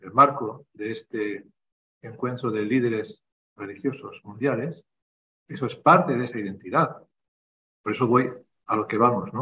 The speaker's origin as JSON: {"language": "Spanish", "country": "Spain", "also_born_or_lived": "Kazakhstan", "moved": "yes", "lives_now": "Almaty, Kazakhstan", "said": "Nosotros que somos de España"}